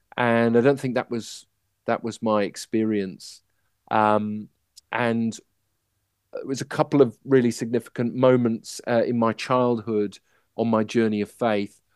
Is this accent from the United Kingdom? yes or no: yes; Manchester, North West England, United Kingdom; I was born in Manchester